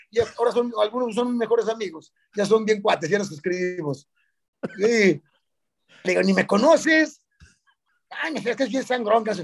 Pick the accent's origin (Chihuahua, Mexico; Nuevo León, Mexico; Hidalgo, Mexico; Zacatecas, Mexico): Chihuahua, Mexico; Ciudad Juárez; Yo soy de Ciudad Juárez.